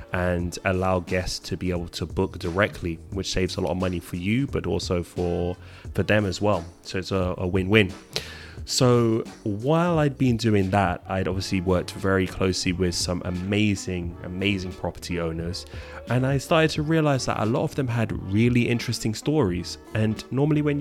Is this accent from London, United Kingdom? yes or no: yes; London, United Kingdom; I am originally from London.